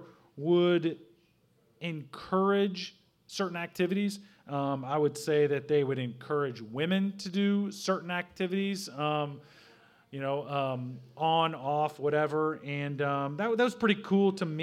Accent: Southern Illinois, United States; moved away as an adult; now in Brownsburg, Indiana, United States; I grew up in Southern Illinois

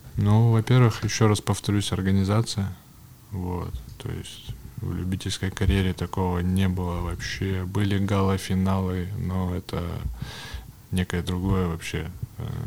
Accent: Yekaterinburg, Sverdlovsk Oblast, Russia; born or raised there; also born or lived in Kamensk-Uralsky

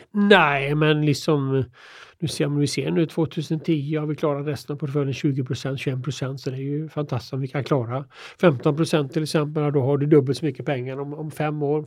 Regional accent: Hyssna, Västra Götaland, Sweden; jag kommer från Hyssna då som ligger en, Jag är född en mil utanför eh, Kina då

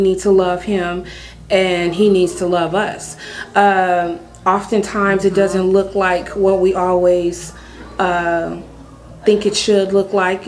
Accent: San Francisco, California, United States; now in Sacramento, United States; I am originally from San Francisco, California. Um, born and raised there

